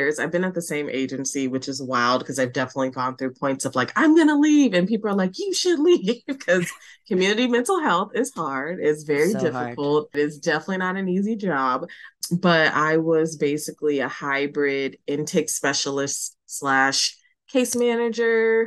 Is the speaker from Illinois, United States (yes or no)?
yes; Chicago, Illinois, United States; now in Seattle, United States; I'm originally from Chicago, but living in Seattle